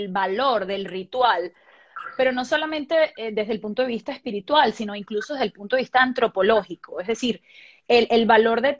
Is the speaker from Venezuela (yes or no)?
yes; Venezuela; Y yo le digo, soy de Venezuela. Y me dice, eres la novena venezolana que visita mi tienda en dos semanas.